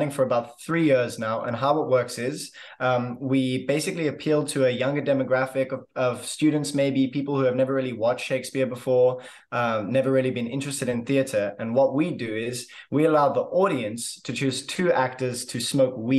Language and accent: English; Cape Town, Western Cape, South Africa; I am an actor from Cape Town, South Africa.